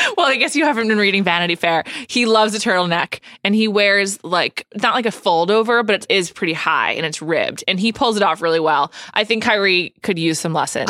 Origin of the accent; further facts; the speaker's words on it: New York, United States; I am from New York